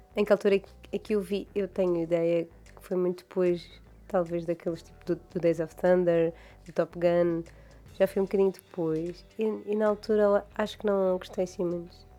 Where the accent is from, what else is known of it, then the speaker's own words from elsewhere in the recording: Madeira, Portugal; now in Mainland Portugal; eu não sou do Funchal, eu sou de campo